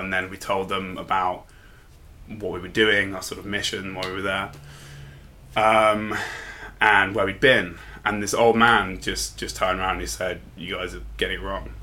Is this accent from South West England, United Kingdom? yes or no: no; London, United Kingdom; also born or lived in Bristol; I'm from London originally